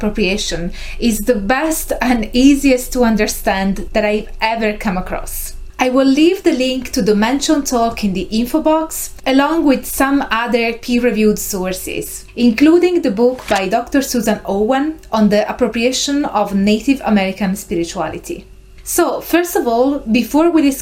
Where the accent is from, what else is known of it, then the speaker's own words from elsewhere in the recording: Italy; first language Italian; English is a second language; I was born and raised in Italy. Italian is my native tongue